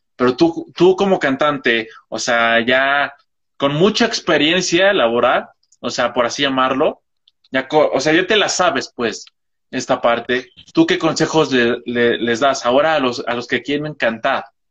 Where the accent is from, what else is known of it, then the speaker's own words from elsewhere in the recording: Toluca, State of Mexico, Mexico; yo soy de Toluca, o sea, es un estado al lado del DF